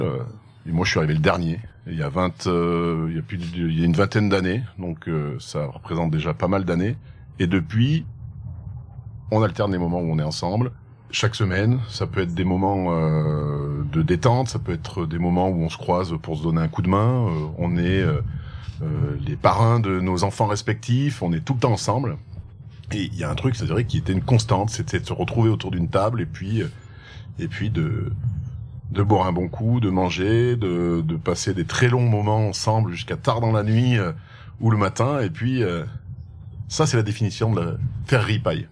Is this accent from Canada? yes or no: no; Haute-Loire, Auvergne-Rhône-Alpes, France; je viens particulièrement de ce joli coin que tu as autour de toi, donc de la Haute-Loire. J'y suis attaché parce que j'y suis né